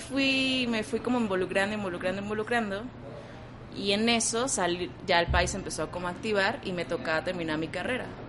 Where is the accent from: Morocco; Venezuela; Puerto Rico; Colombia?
Venezuela; moved away as an adult; now in Mexico; vengo de Venezuela, tengo cuatro años ya